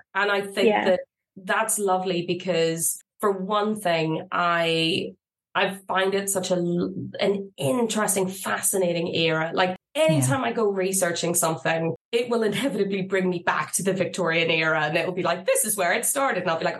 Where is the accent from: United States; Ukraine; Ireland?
Ireland; even though I am Irish